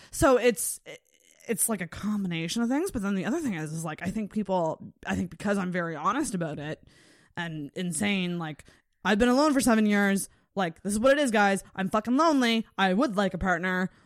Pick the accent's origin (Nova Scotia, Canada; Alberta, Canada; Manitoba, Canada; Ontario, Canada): Nova Scotia, Canada; Antigonish; I'm from Agamish